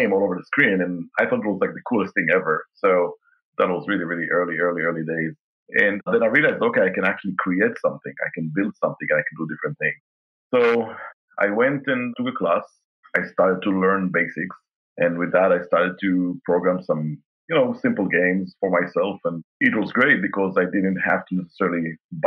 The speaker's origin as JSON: {"language": "English", "country": "Israel", "tie": "born or raised there", "moved": "yes", "lives_now": "Kansas City, United States", "said": "my dad used to work for the Israeli aircraft industry."}